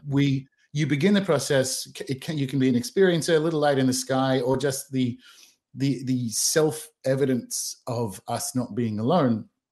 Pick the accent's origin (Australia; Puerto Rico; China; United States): Australia; moved away; also born or lived in New Zealand / London / Bristol; born and raised in Australia, dual British citizen, lived around the world, lived in New Zealand